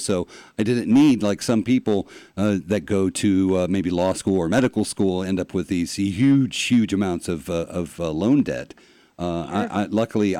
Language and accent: English; Florida, United States; I was born and raised in Florida. I went to school here